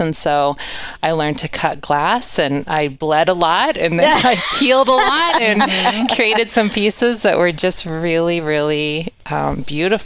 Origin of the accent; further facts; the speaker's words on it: North Idaho, United States; I'm from North Idaho, and I was an athlete all through high school